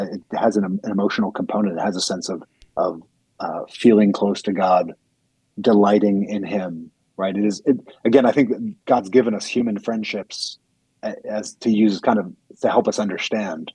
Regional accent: United States; as American Christians

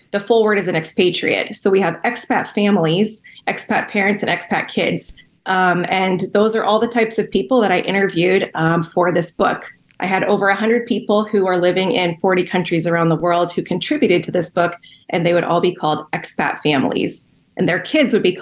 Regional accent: Cameroon; Yeah, I grew up in Cameroon. My parents were with Wycliffe Bible translators. So I grew up in a small village, and my parents translated the Bible into the Noni language.

